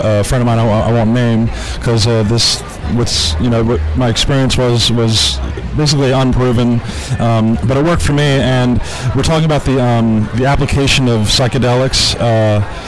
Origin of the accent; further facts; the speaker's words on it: New Jersey, United States; moved away as an adult; now in Oklahoma, United States; I'm originally from New Jersey, and I moved to Oklahoma about 10 years ago.